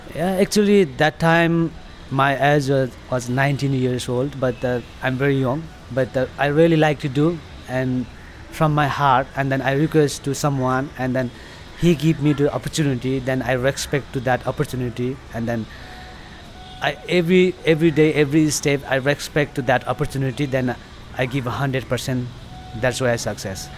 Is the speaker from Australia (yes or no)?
no; Taplejung, eastern Nepal, Koshi Province, Nepal; English is a second language; I'm from eastern part of Nepal and um, Kanchenjunga region is a district called uh, Taplejung is a uh, eastern part of Nepal. Yeah, I born there